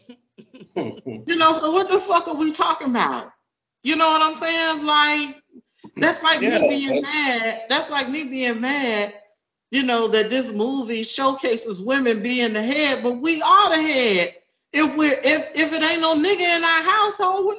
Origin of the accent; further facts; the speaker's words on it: Miami, Florida, United States; I'm from Miami